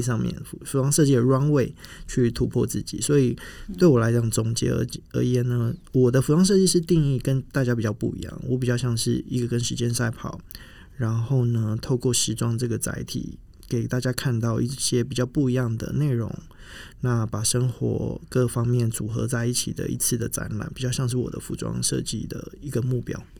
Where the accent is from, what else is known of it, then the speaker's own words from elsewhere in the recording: Kaohsiung, Taiwan; also born or lived in Milan; 我来自高雄，我从福仁大学毕业，在米兰念服装设计的硕士